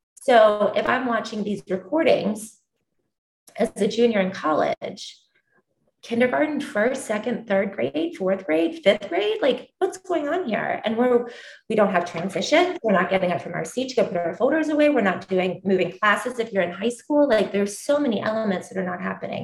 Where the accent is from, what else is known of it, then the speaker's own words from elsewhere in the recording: Columbus, Georgia, United States; I am originally from the deep south in, in Columbus, Georgia